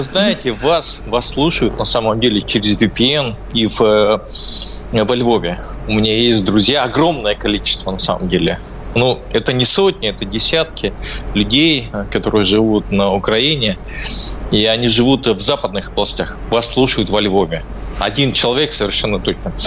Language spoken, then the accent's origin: Russian; Izhevsk, Udmurtia, Russia; also born or lived in Tatar; я родился в Ижевске